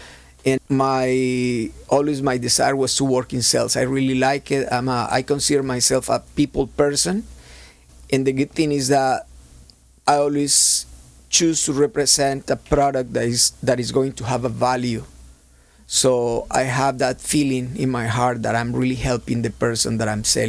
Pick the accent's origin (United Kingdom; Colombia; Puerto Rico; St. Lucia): Colombia; Cali, Valle del Cauca; English is a second language; moved away as an adult; now in Orange County, United States; back in Colombia, I'm from Cali, Colombia. Uh-huh. It's the capital of salsa music.